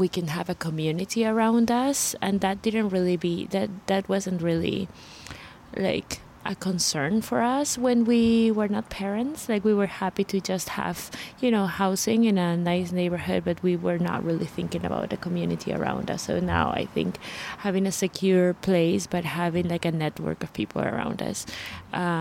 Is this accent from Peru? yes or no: yes; Peru; now in Vancouver, Canada; I'm originally from Peru. I've been living in Vancouver since 2010, more or less